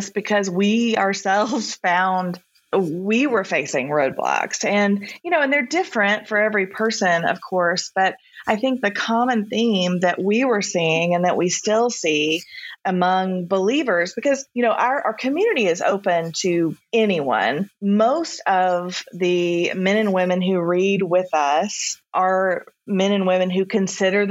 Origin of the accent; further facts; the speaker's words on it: the South, United States; I grew up in the South